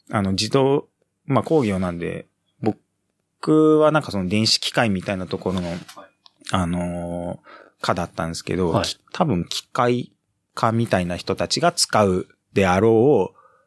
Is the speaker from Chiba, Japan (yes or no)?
yes; Ichikawa, Chiba, Japan; moved away; also born or lived in Kamata, Ota, Tokyo / Osaka; 千葉の市川市の方に、えっ、ー、と、移って、はい、幼稚園はずっと、だ千葉、で育っ